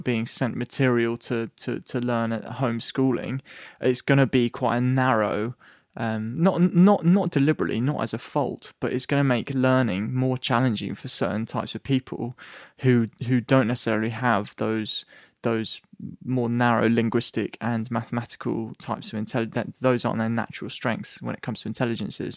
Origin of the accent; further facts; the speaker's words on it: England, United Kingdom; I'm English